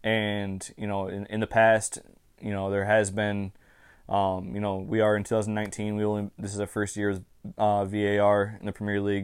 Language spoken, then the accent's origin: English; Michigan, United States; I'm from the state of Michigan.